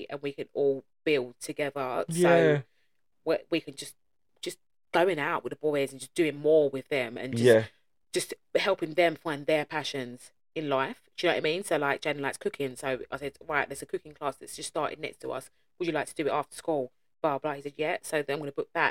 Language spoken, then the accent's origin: English; London, United Kingdom; I was brought up in the East End